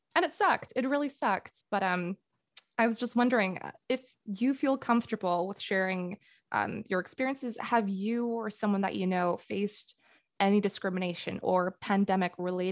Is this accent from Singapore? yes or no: yes; Singapore; moved away as an adult; now in Canada; being an international student growing up in Singapore, but coming to North America